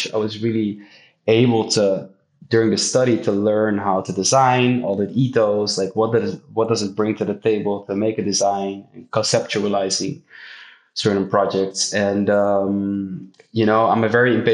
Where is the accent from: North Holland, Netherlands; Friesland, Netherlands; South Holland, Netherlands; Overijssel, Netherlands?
North Holland, Netherlands; Amsterdam; Born and raised in Amsterdam